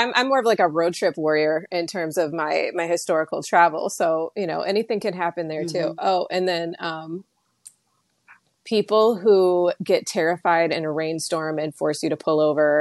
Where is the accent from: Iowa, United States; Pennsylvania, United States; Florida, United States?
Iowa, United States; I'm from Iowa. Here, there's a tornado. We go watch it